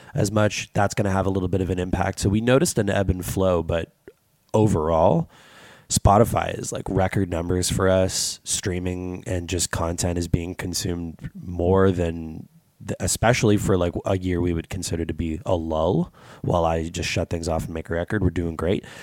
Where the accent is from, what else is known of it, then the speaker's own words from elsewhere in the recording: Canada; as a Canadian